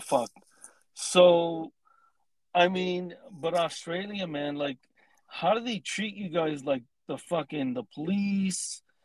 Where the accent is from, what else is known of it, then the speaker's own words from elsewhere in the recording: Southern California, United States; I live in Southern California. I love it, man. I've lived here my entire life